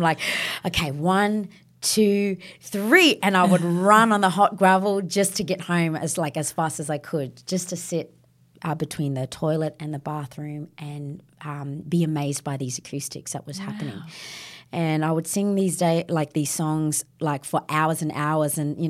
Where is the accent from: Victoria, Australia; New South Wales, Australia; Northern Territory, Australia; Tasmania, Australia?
Northern Territory, Australia; Yeah, so growing up in the NT